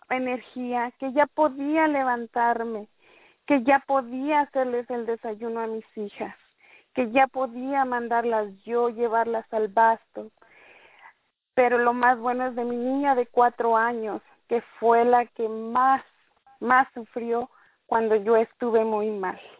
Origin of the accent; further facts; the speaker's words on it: Merced, California, United States; me gusta que me llamen … por mi nombre corto. Soy de aquí de Merced, California